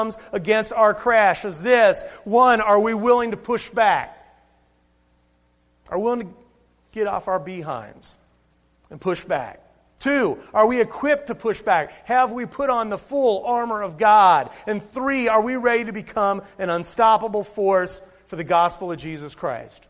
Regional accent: Cincinnati, Ohio, United States; I was born and raised in Cincinnati, Ohio. I am an Ohioan.

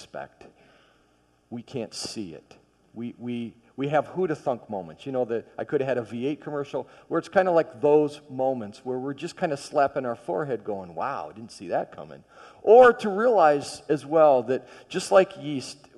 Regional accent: Michigan, United States; I grew up in Michigan

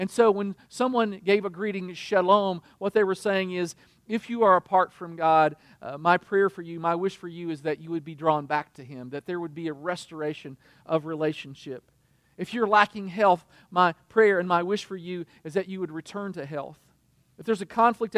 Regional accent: United States; as an American

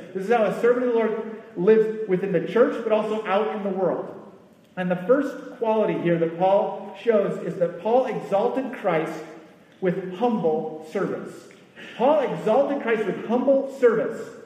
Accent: United States; As an American

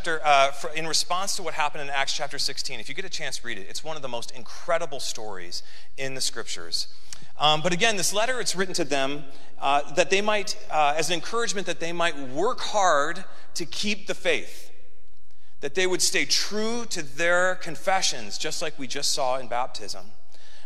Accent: Midwest, United States; moved away as an adult; now in Southern California, United States; Growing up in the Midwest

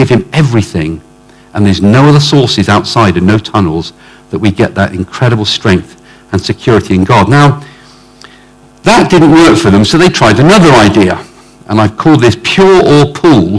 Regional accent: Oxford, South East England, United Kingdom; I come from Oxford

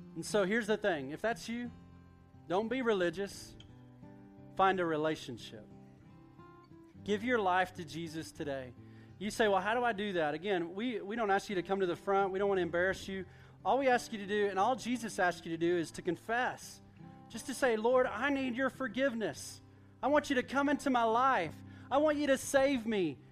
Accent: Duncan, Oklahoma, United States; I grew up in Duncan, Oklahoma.

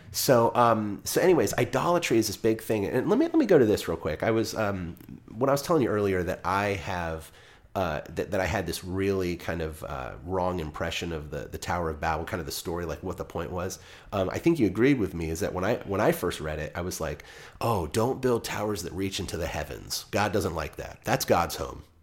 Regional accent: United States; I'm speaking as an American

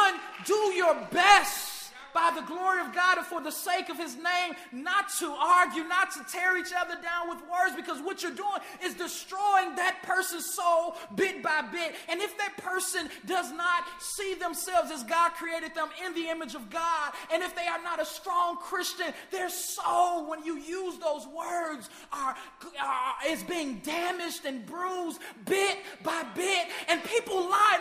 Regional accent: Chicago, Illinois, United States; my hometown, Chicago, Illinois

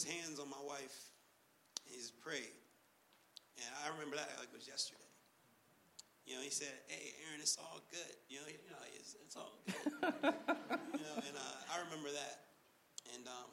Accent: Pittsburgh, Pennsylvania, United States; moved away; I'm from Pittsburgh

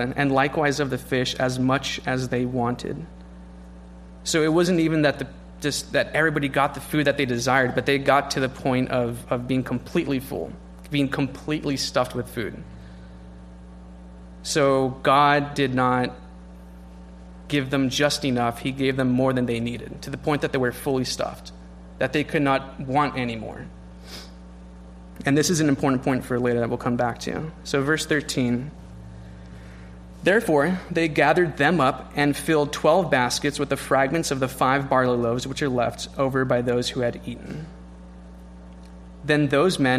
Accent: California, United States; as a Californian

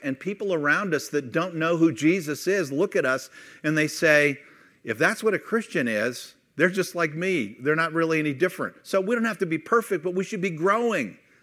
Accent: Youngstown, Ohio, United States; moved away as an adult; also born or lived in Kent, Ohio / Missouri; I grew up in Youngstown and then moved to Kent

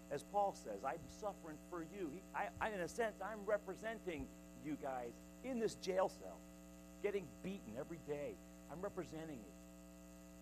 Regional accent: United States; you and I as American Christians

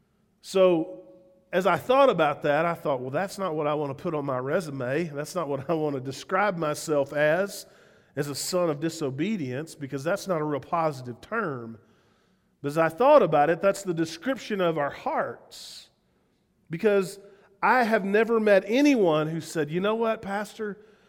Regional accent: the South, United States; accent: southern; I'm still, as much as I would love to drop my southern accent and have people believe that I really love living here, they'd say, where are you from? I'm from Spearfish.

